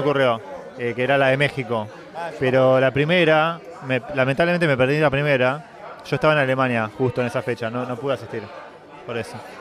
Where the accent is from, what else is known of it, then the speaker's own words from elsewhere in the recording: Argentina; Yo soy argentino